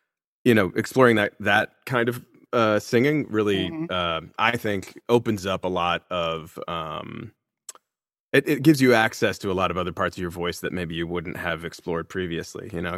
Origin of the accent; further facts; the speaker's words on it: Baltimore, Maryland, United States; moved away; also born or lived in Wisconsin / North Carolina; now I'm from Baltimore originally. But I skipped around a lot. My mom was a professor of audiology, so she taught at a few different schools. So I lived in Wisconsin for a little while, got a taste of the cold, and didn't care for it. So we moved on down to North Carolina.